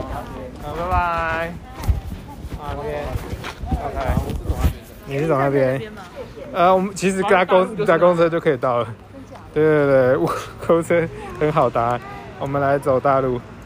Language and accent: Chinese; Taichung, Taiwan; 哦，真的。啊，台中，台中，我的故乡。你今天台中哪边？